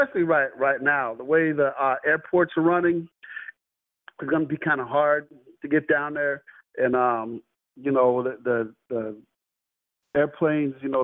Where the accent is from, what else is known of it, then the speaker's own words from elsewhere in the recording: Chicago, Illinois, United States; also born or lived in Middle Tennessee; now in Nashville area, United States; I'm from Chicago, but right now I'm in the Middle Tennessee area over by Nashville